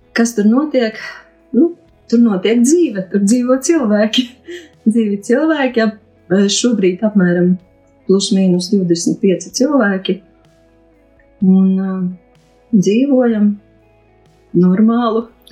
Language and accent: Latvian; Nīcgale, Augšdaugava Municipality, Latvia; moved away as an adult; now in Daugavpils, Latvia; Nu, es esmu no Daugopils jau nedaudz vairāk kā 20 gadus, bet esmu dzimusi Nīcgalē. Tur arī, arī puse dzīves nodzīvota Nīcgalē, puse Daugopilī